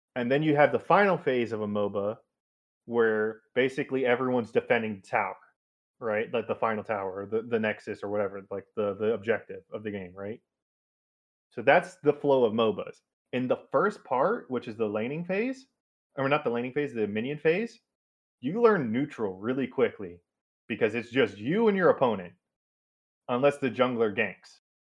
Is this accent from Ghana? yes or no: no; United States; I'm such an American